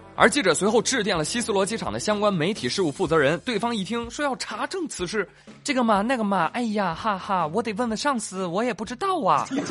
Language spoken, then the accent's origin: Chinese; China; 我们中国人